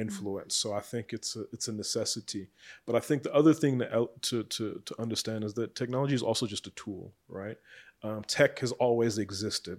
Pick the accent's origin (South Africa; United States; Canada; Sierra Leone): South Africa; as South African entrepreneurs